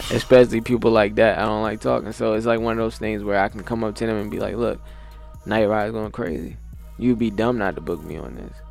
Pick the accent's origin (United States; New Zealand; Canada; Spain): United States; Alexandria, Virginia; my hometown, Alexandria, Virginia